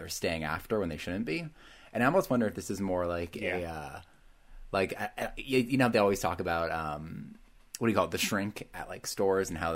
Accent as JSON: {"language": "English", "region": "Vermont", "country": "United States", "tie": "born or raised there", "said": "I grew up in Vermont, where like we had two malls in Burlington"}